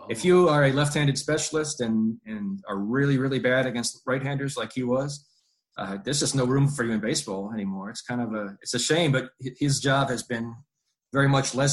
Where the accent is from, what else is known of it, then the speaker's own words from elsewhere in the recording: Bay Village, Ohio, United States; Um, I actually I grew up in in Cleveland area. I grew up in Bay Village.